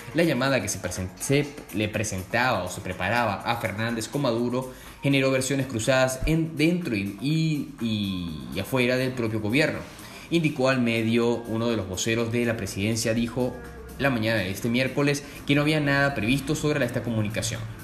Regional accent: Puerto Cabello, Carabobo, Venezuela; mi ciudad natal, Puerto Cabello, ya en Venezuela

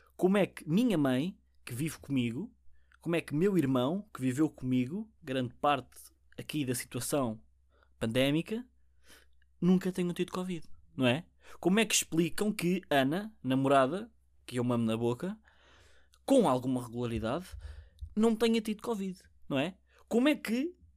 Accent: Portugal; first language Portuguese; eu sou nativo português

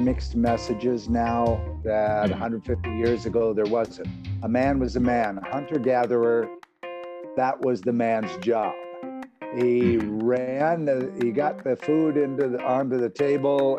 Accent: United States; I was born and raised here in the United States.

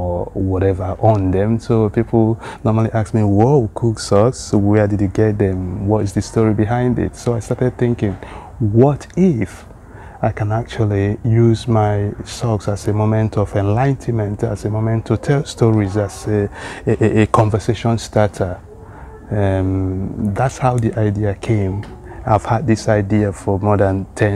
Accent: eastern Nigeria, Nigeria; moved away as an adult; now in Sweden; Igbo language of eastern part of Nigeria, where I was born and raised up

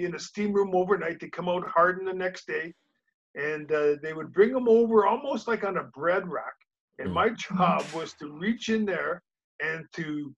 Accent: Winnipeg, Manitoba, Canada; growing up in Winnipeg, I was probably best as a baseball player

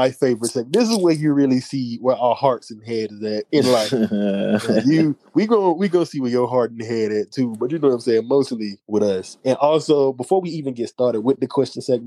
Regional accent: the South, United States; I'm from the South, born and raised in the South

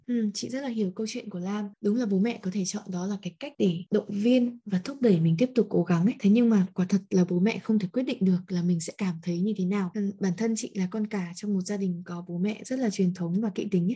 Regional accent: Vietnam; mình là người Việt Nam mình ăn khác họ này mình có gen khác họ

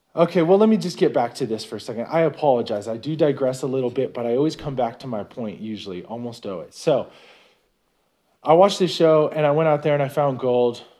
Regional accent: Novato, California, United States; moved away as an adult; now in Nevada, United States; I'm originally from the North Bay Area. A pretty nice little town called Novato. Safe place. It was a good place to be raised

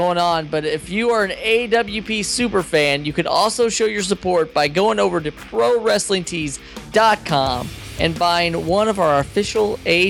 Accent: Southern Indiana, United States; now in East Coast, United States; I'm from Southern Indiana, so I am a little bit different from you. But I did move. I'm out here on the East Coast now

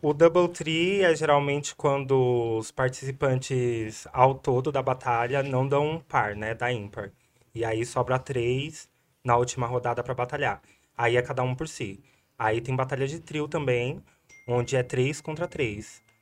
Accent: São Paulo, Brazil; also born or lived in Jabaquara, São Paulo; eu cresci Jardim Fontanes, Jova Rural

